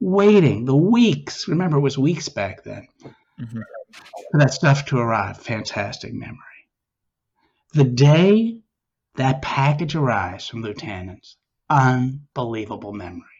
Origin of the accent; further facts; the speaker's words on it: Newton, Massachusetts, United States; I grew up in the Boston area, Newton, Mass